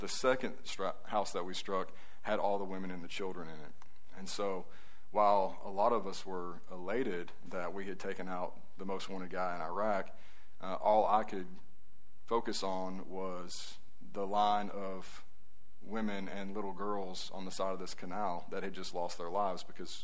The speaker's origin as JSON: {"language": "English", "region": "Northwest Alabama", "country": "United States", "tie": "born or raised there", "said": "I grew up in Northwest Alabama"}